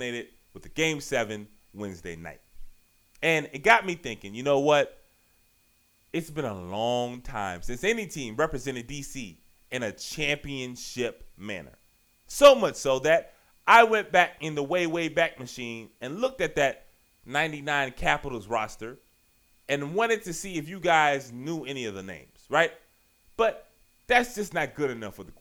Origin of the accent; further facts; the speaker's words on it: Richmond, Virginia, United States; now in Washington, D.C., United States; I've been in D.C. for 16, 17 years now. I'm from Richmond